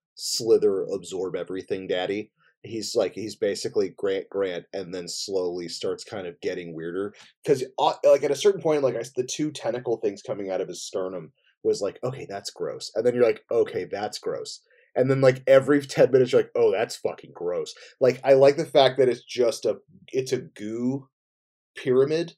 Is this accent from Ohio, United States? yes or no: no; New Jersey, United States; I grew up in New Jersey